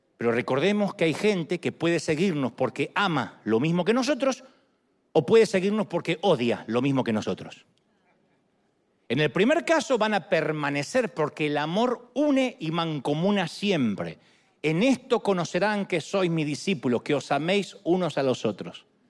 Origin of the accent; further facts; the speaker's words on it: Argentina; also born or lived in nací bien al sur; now in United States; En Argentina dice, ¡epa!